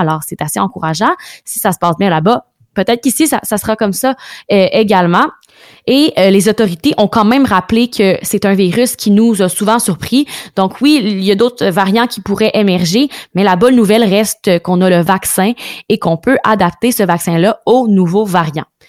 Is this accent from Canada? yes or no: yes; Quebec, Canada; on retourne chez nous au Québec